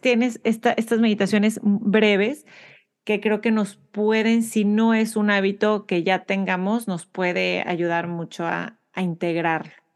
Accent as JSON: {"language": "Spanish", "town": "Monterrey", "region": "Nuevo León", "country": "Mexico", "tie": "born or raised there", "said": "nací y, crecí en Monterrey, México"}